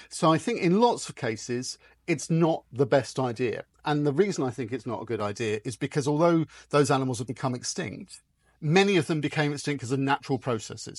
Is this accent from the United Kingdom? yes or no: yes; United Kingdom; I grew up just outside London